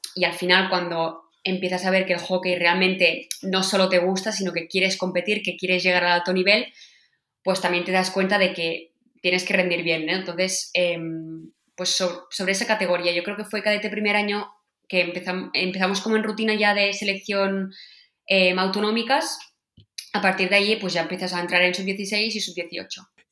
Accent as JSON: {"language": "Spanish", "town": "Sant Cugat del Vallès", "region": "Catalonia", "country": "Spain", "tie": "born or raised there", "said": "Yo nací en San Juan del Vallés"}